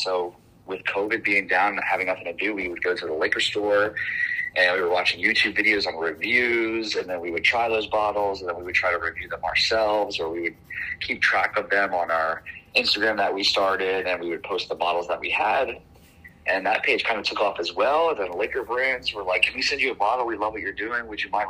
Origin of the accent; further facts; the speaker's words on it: New Jersey, United States; moved away as an adult; now in Austin, United States; No, I'm actually originally from New Jersey.